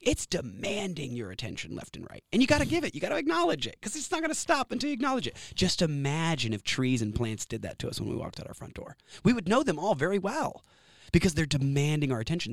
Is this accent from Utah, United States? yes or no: no; Austin, Texas, United States; also born or lived in San Antonio, Texas / Savannah, Georgia / Corpus Christi, Texas / Florida; I was born in San Antonio, Texas. I grew up in Austin, but I did have a little stint in Savannah, Georgia, Corpus Christi, a few other places, Florida